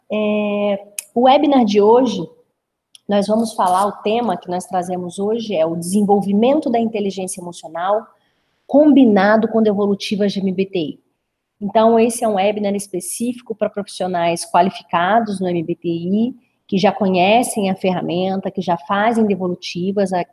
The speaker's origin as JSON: {"language": "Portuguese", "country": "Brazil", "tie": "born there", "accent": "mineroca", "said": "tenho esse sotaque um pouquinho arrastado aí, na verdade me chamam de mineroca, né? Eu não tenho nem o sotaque carioca, nem o sotaque mineiro. Então, como eu nasci no interior do estado, meu sotaque fica meio que arrastado um pouquinho."}